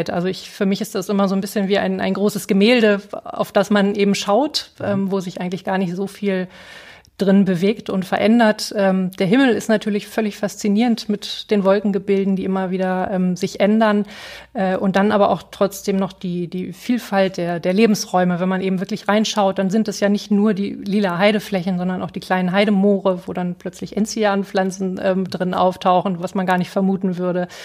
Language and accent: German; Gifhorn, Lower Saxony, Germany; Ich komme aus Gifhorn, aus der Südheide.